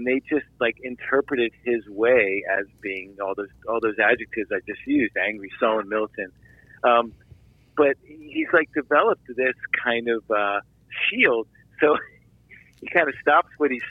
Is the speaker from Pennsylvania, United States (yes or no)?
yes; Philadelphia, Pennsylvania, United States; moved away; I'm from Philadelphia